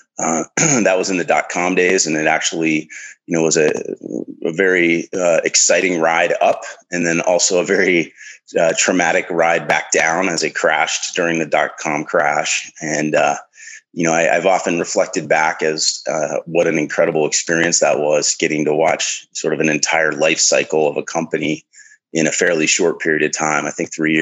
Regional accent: the Midwest of the United States, United States; I was born in the Midwest of the United States, in amongst the farm fields

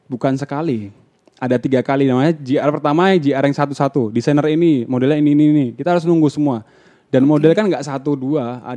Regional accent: Surakarta, Central Java, Indonesia; Akhirnya waktu itu kita aku dari Solo ambil job pertama itu Jogja Fashion Week kan.

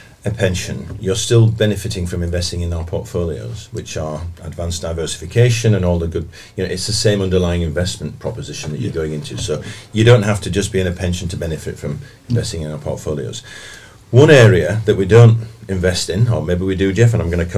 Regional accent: Bradford, Yorkshire and the Humber, United Kingdom; I'm from Bradford

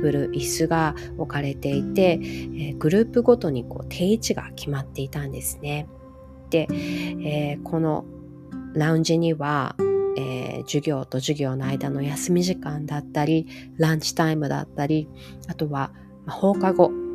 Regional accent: Hawaii, United States; 人種のるつぼって言われているハワイに育った

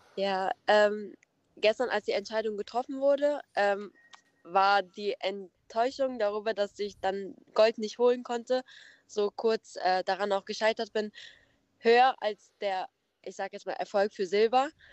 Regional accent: Nettetal, North Rhine-Westphalia, Germany; ich bin 20 Jahre alt und komme aus Nettetal. Das ist in der Nähe von ähm, Krefeld und Mönchengladbach

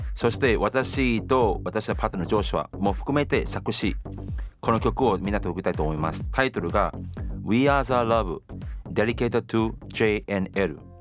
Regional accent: Singapore; Japanese is a second language; moved away as an adult; now in Japan; シンガポール生まれ実は今年2021年は私日本来て30年目です

